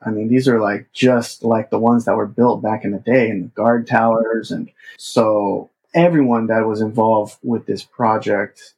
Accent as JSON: {"language": "English", "region": "Southern California", "country": "United States", "tie": "born or raised there", "said": "I grew up in Southern California, and the Japanese American community was just such a big part of my life"}